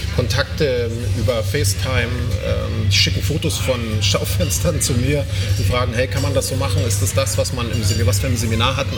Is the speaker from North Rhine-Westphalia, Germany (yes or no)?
no; Weißwasser, Saxony, Germany; ich komme aus Weißwasser. Das ist eine ganz berühmte Stadt.